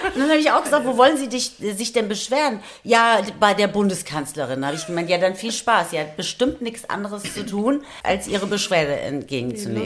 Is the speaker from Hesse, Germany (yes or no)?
yes; Taunus, Hesse, Germany; now in Frankfurt, Germany; ich komme ja aus dem Taunus eigentlich